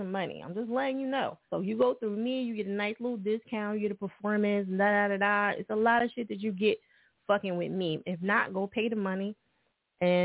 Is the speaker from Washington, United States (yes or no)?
no; New Jersey, United States; Jersey right next to that, so, you know, that's where I'm from.